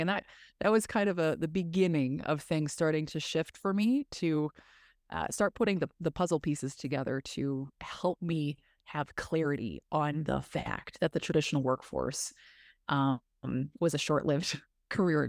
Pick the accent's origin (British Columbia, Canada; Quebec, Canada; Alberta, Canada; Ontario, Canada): Ontario, Canada; Massey; I grew up in northern Ontario, rural northern Ontario, small town called Massey